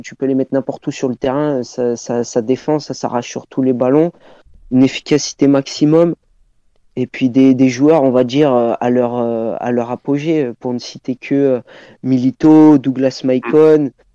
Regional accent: Clermont-Ferrand, Auvergne-Rhône-Alpes, France; je suis de Clermont de Clermont au niveau de ma ville d'origine

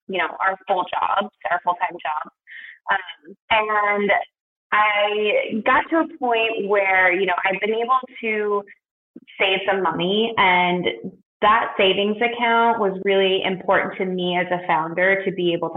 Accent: Portland, Oregon, United States; moved away as an adult; also born or lived in New York; I moved from New York to my hometown of Portland, Oregon

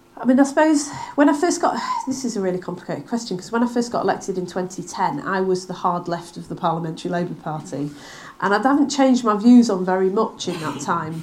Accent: Manchester, North West England, United Kingdom; also born or lived in Bury; now in Wigan, United Kingdom; I grew up in Manchester in the 1980s

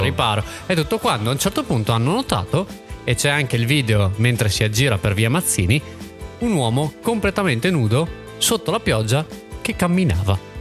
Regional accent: Villafranca di Verona, Veneto, Italy; io sono di Villafranca di Verona

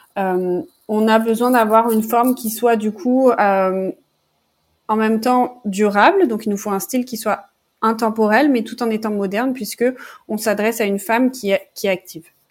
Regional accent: Toulon, Provence-Alpes-Côte d'Azur, France; moved away as an adult; also born or lived in Montreal / Paris; j'ai grandi dans le sud de la France, à Toulon plus précisément

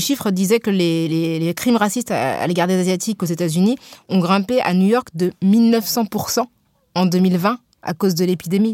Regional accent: Guinea; moved away as an adult; je suis de la Guinée.

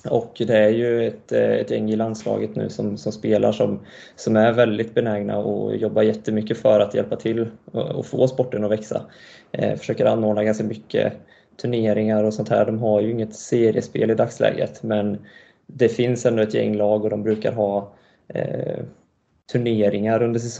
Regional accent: Montreal, Quebec, Canada; born there; så jag är född i Montreal i Kanada då och ehm, pappa och hela hans sida av släkten är därifrån och därav då det dubbla medborgarskapet.

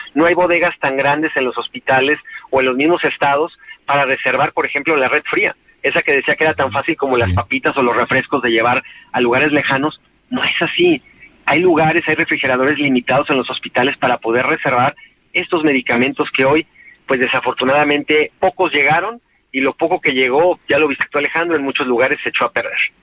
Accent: Mexico; en mi país

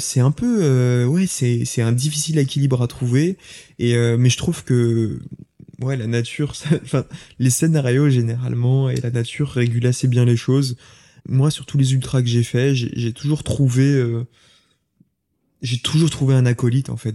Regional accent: Lyon, Auvergne-Rhône-Alpes, France; also born or lived in Saint-Étienne; Toute ma famille est originaire de Saint-Étienne. Moi, je suis né à Lyon

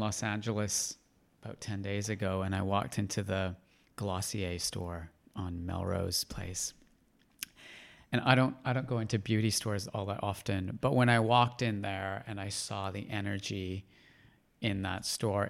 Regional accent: Canada; growing up in Canada

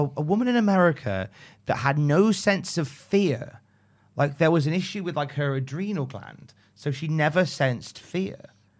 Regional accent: West Midlands, United Kingdom; I'm from the West Midlands.

